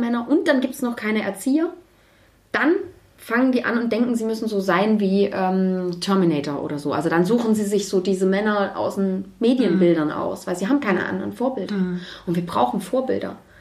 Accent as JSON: {"language": "German", "region": "Baden-Württemberg", "country": "Germany", "tie": "born or raised there", "moved": "yes", "lives_now": "Leipzig, Germany", "said": "Dort, wo ich aber aufgewachsen bin, äh, in, in Baden-Württemberg"}